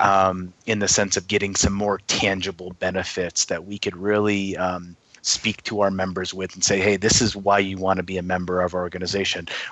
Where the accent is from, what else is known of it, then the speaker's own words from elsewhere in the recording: Schenectady, New York, United States; moved away; also born or lived in Rochester, New York; originally I am from New York, originally from upstate New York, Schenectady